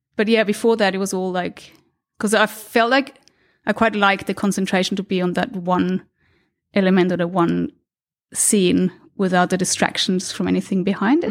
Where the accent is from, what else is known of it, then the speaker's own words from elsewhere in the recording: Austria; moved away; I was born in Austria, in a small city outside of Vienna